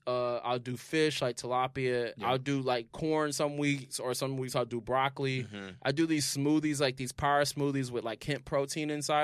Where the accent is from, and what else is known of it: Indianapolis, Indiana, United States; moved away